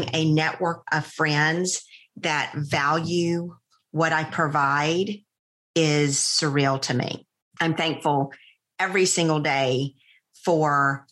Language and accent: English; Plains, Georgia, United States; moved away; also born or lived in Americus, Georgia; I am from Plains, Georgia. I went to school in Americus, Georgia